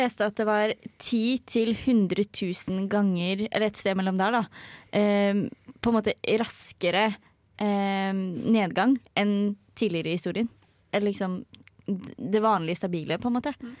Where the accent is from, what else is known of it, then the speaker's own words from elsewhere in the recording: Hedmark, Innlandet, Norway; Jeg er fra Hedmark